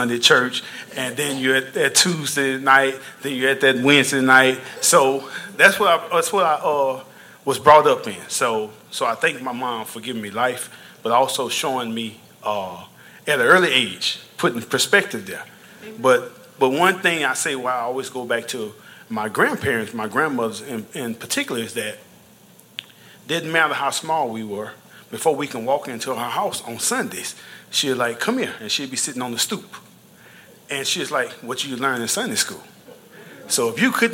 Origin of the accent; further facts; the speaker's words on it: Louisiana, United States; I'm from Louisiana, and I was raised Southern Baptist